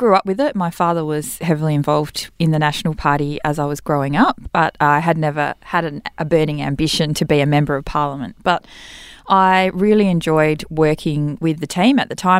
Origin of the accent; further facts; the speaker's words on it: Western Australia, Australia; And I'm born and bred in the Central Wheatbelt. I wouldn't have run anywhere else.